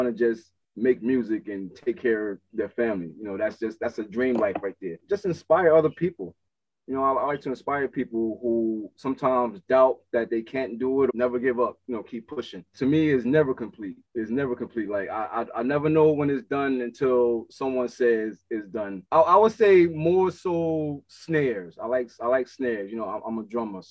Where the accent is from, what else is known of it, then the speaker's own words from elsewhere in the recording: Newark, New Jersey, United States; I'm from Newark, New Jersey, and I've been producing for about almost 20 years